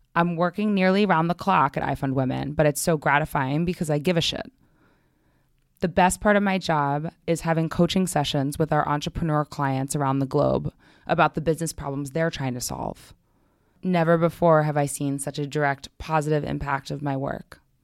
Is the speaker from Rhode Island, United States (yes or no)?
no; New York City, New York, United States; I grew up in Manhattan. I've always been here.